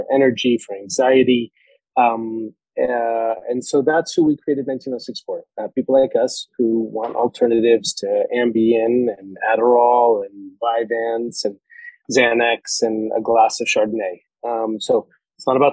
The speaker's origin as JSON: {"language": "English", "region": "New York", "country": "United States", "also_born_or_lived": "Colorado", "moved": "as an adult", "said": "I'm a New Yorker"}